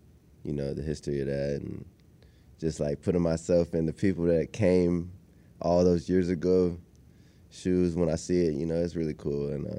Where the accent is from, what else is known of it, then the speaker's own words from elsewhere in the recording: Austin, Texas, United States; I'm from Austin, Texas